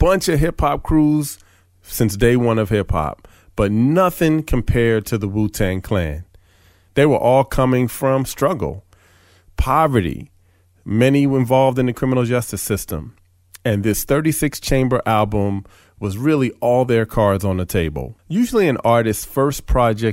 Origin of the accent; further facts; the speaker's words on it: East Coast, United States; also born or lived in Philadelphia; I grew up on the East Coast